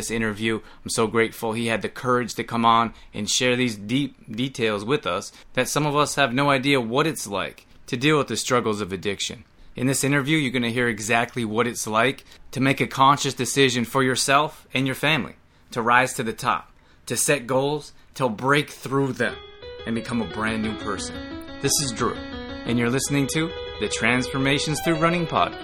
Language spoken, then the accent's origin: English; Canada; now in United States; I grew up in Canada, came down to the US